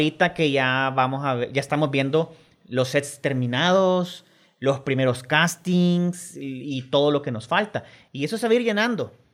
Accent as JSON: {"language": "Spanish", "country": "El Salvador", "said": "Gracias a Dios tenemos un acento bien neutro, es decir, los salvadoreños no tienen mucho, tendremos un cantadito por ahí, pero..."}